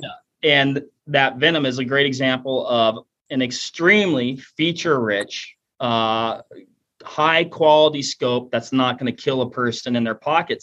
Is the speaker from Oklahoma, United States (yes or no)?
no; Washington, United States; moved away; I'm originally from Washington State